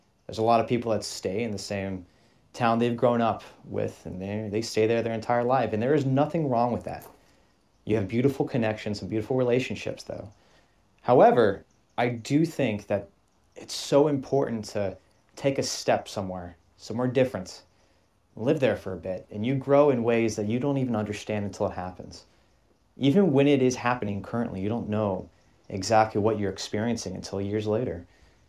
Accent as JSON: {"language": "English", "town": "Scottsdale", "region": "Arizona", "country": "United States", "tie": "born or raised there", "moved": "as an adult", "said": "You and I both were, we grew up and we were raised in Arizona, born and raised in Scottsdale, Arizona."}